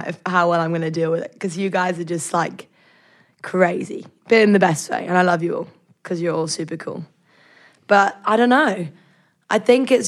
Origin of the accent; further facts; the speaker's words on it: United Kingdom; I'm from the UK and I'm the counselor in Radcliffe Cabin.